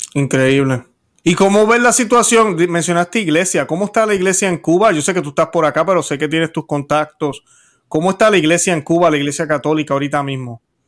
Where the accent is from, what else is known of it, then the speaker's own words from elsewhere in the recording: Puerto Rico; now in United States; la situación en mi país está malísima también